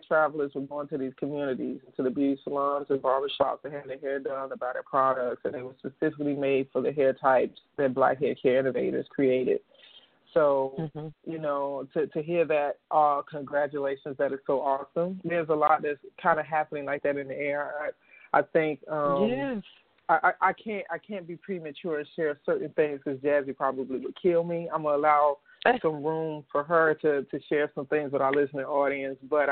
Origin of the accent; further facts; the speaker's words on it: Chicago, Illinois, United States; my hometown of Chicago